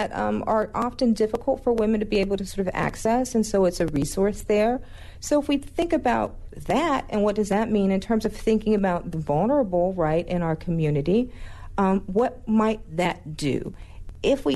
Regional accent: North Georgia, United States; I was a 14-year-old girl that was growing up in North Georgia

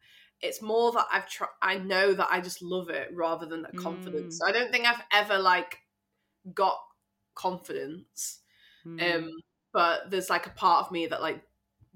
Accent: Sheffield, Yorkshire and the Humber, United Kingdom; I'm from Sheffield, so I live there at the moment

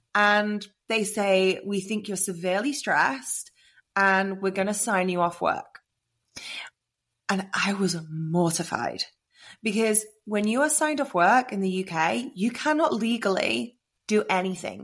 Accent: England, United Kingdom; now in Austin, United States; I'm obviously English, but I'm living in Austin

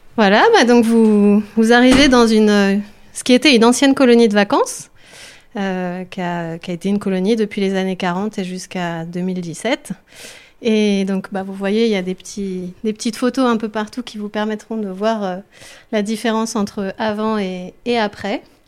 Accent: Autrans, Auvergne-Rhône-Alpes, France; moved away; je suis née à Autran, donc je suis revenue dans mon village d'origine.

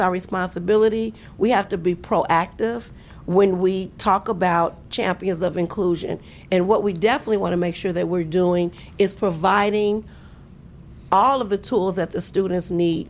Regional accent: East Coast, United States; Or they're from the East Coast. I'm from the East Coast.

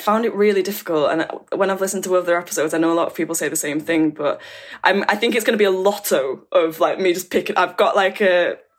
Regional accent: Oldham, North West England, United Kingdom; accent: Northern; moved away; also born or lived in Oxford; I'm from Oldham. So I went from Oldham and then I moved to Oxford

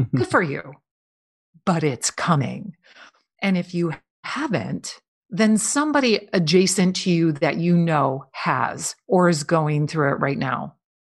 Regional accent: Midwest, United States; I grew up in the Midwest

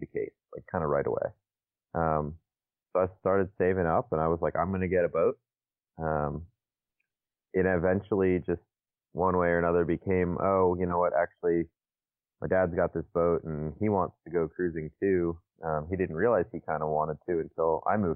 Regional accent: Naples, Florida, United States; I am from Naples, Florida, on the West Coast.

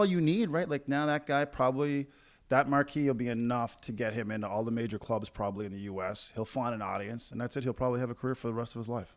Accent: Corner Brook, Newfoundland and Labrador, Canada; now in Calgary, Canada; heading back to my hometown of Cornerbrook, Newfoundland this coming weekend.

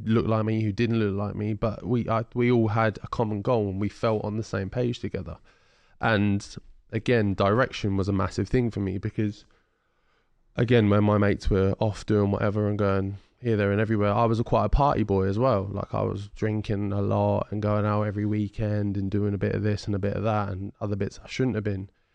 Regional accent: Ipswich, East of England, United Kingdom; I'm extremely well known in Ipswich, in my hometown

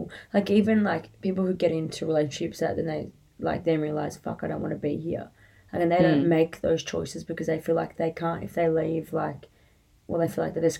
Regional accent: Australia; Swimming in our family is a non-negotiable extracurricular activity that you are to do as a part of being an Australian, like, and living an Aussie life near the water.

